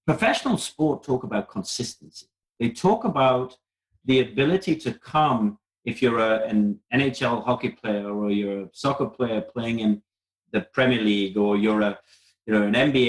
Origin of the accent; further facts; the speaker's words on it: South Africa; I was brought up in South Africa